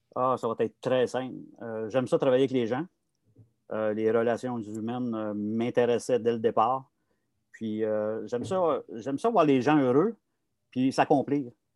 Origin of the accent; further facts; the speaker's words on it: Montreal, Quebec, Canada; j'ai grandi à Montréal, dans le quartier Saint-Michel à l'époque